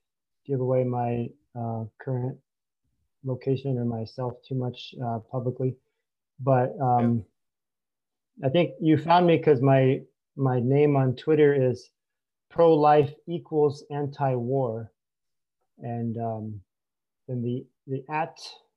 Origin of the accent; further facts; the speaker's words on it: United States; growing up in America